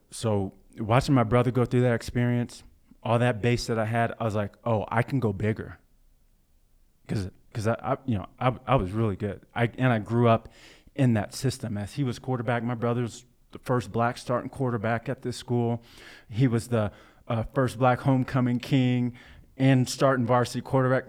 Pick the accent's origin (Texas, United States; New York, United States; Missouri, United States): Missouri, United States; Blue Springs; also born or lived in Kansas City, Missouri; growing up in Blue Springs Hi, in Blue Springs, Missouri, um, predominantly white, neighborhood suburb of Kansas City, Missouri